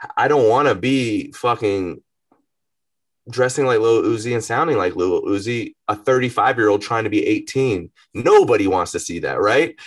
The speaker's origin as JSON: {"language": "English", "town": "Atlanta", "region": "Georgia", "country": "United States", "tie": "born or raised there", "also_born_or_lived": "Marietta, Georgia", "said": "growing up in Atlanta"}